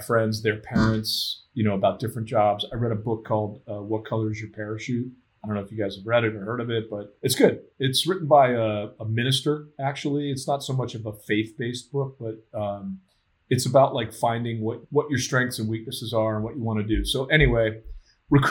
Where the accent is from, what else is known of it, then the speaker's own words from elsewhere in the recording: Florida, United States; moved away as an adult; now in Boston, United States; I grew up in Florida